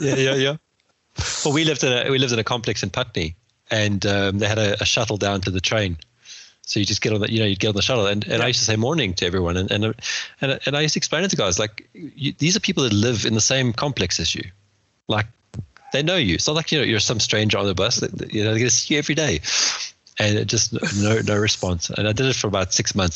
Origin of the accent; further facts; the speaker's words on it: Johannesburg, Gauteng, South Africa; moved away as an adult; now in West Sussex, United Kingdom; back in Joburg where we grew up